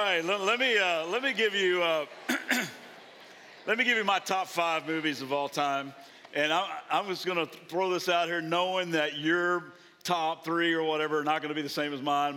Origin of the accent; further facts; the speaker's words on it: Kentucky, United States; now in Southern California, United States; I'm from Kentucky